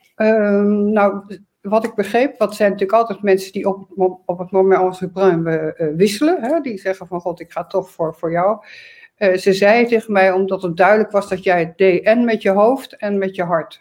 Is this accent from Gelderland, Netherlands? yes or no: yes; Arnhem, Gelderland, Netherlands; also born or lived in Groningen; ik ben in Arnhem geboren, heb in Groningen gestudeerd.